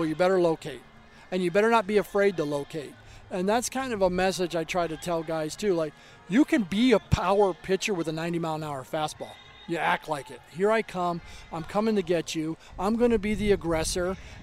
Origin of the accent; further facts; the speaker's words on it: Arizona, United States; moved away; I grew up in Arizona, Scottsdale Community College